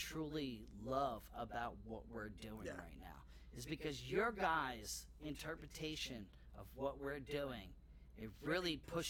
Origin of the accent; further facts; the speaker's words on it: Long Island, New York, United States; we're from Long Island and we got a lot of haunted history.